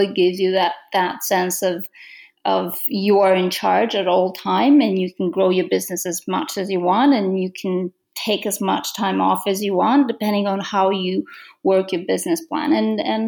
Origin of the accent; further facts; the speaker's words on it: Romania; English is a second language; moved away as an adult; now in Toronto, Canada; I'm from Romania. I immigrated to Canada